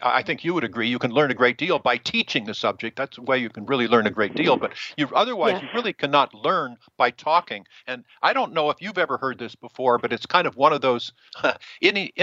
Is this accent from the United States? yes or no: yes; Washington, District of Columbia, United States; I was born in D.C.